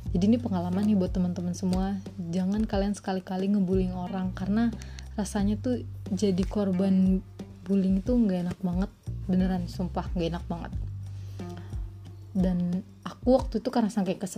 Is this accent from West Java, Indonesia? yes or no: yes; Subang, West Java, Indonesia; born there; Aku lahir di Subang 13 Januari 2001